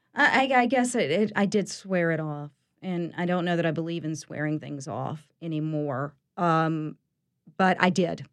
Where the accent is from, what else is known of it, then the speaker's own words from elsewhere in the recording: East Tennessee, United States; now in New Orleans, United States; I was born in East Tennessee